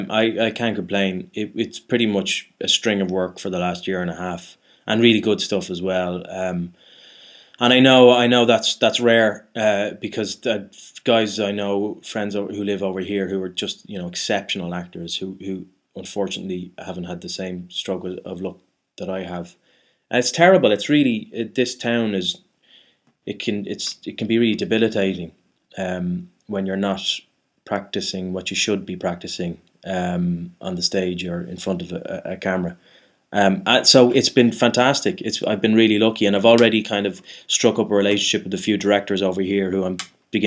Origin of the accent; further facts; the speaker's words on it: Ireland; now in London, United Kingdom; I am Irish. That's what, yeah. I am. And there is, they're not, you know, it's not like I'm, there are a lot of Irish people over here. It's not like it's a truly exotic thing to be Irish in London.